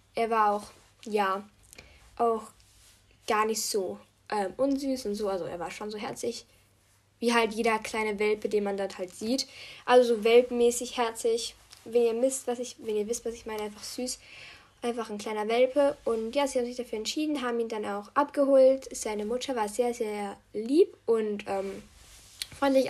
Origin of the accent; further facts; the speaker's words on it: Austria; Ich bin halt Österreicherin